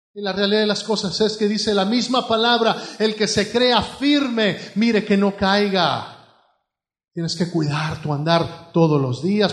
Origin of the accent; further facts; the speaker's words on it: Mexico; now in United States; Allá en México, pues todo era en el fregadero